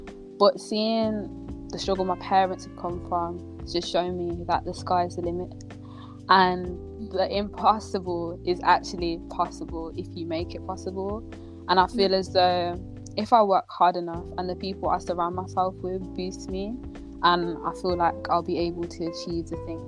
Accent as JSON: {"language": "English", "country": "Kenya", "said": "Like, I've become a lot more proud of my heritage. Like, as I said, I'm Kenyan. I'll always be wearing my Kenyan wristband."}